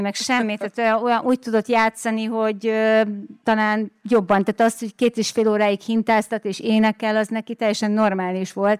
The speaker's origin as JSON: {"language": "Hungarian", "area": "Délvidék", "region": "Vojvodina", "country": "Serbia", "tie": "born or raised there", "said": "Igen, ugye én délvidéken nőttem föl, és amikor ez a felvétel készült, akkor éppen dúlt a Balkán háború"}